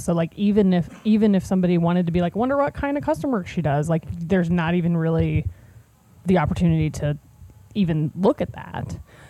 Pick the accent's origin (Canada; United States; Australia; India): United States; Cincinnati, Ohio; Like, I'm just gonna be like, hi, I'm 24 years old. I'm from Cincinnati, Ohio. I really like letters.